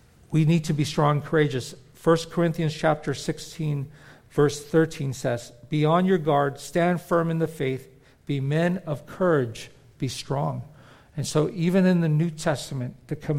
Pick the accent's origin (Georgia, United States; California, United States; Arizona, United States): California, United States; moved away as an adult; also born or lived in Philippines; now in Florida, United States; We grew up in California